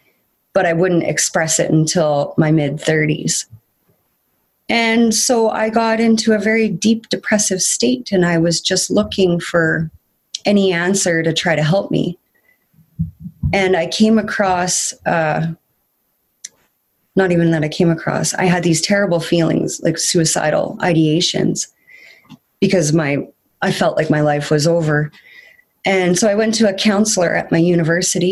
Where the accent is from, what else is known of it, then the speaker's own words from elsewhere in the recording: Kenora, Ontario, Canada; I was born and raised in Kenora, Ontario